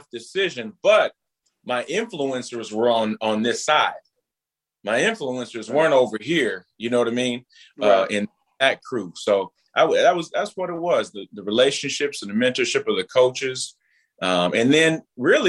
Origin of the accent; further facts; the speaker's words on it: Minneapolis, Minnesota, United States; I grew up over in North Minneapolis in the beginning.